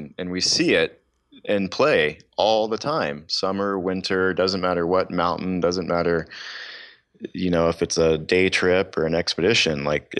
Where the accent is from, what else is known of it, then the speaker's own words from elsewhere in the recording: the South, United States; Growing up in the South, the questions are always, are you hunting and fishing?